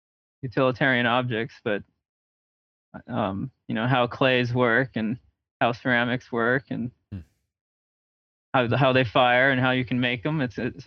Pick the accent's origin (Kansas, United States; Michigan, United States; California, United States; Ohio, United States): California, United States; Riverside; also born or lived in Los Angeles; now in Portland, United States; So I was born in Los Angeles, and then we ended up settling in Riverside, which is like an hour east of LA. But I went to college in LA, and I went to grad school in LA. So I like to call LA home, I guess.